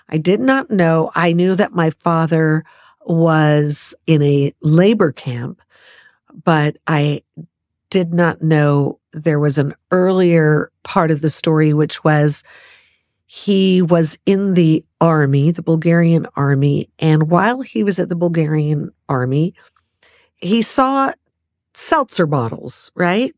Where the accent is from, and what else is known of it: Los Angeles, California, United States; born or raised there